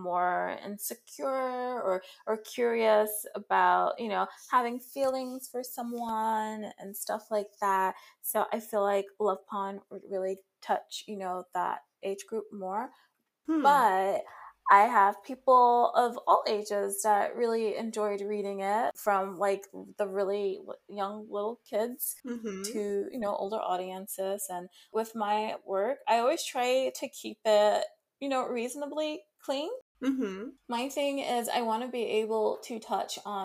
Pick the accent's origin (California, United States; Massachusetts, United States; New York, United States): New York, United States; New York City; growing up in New York City and going to public school